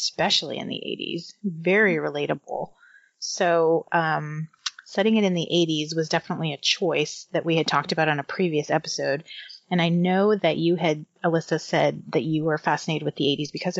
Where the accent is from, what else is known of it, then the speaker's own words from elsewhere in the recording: Northeastern Pennsylvania, United States; now in Los Angeles, United States; I'm from Northeastern Pennsylvania